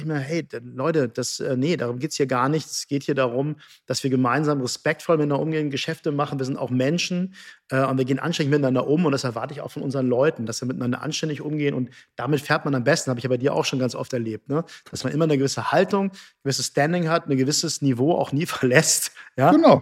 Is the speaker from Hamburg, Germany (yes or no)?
yes; Hamburg, Germany; now in Cologne, Germany; Ich bin Hamburger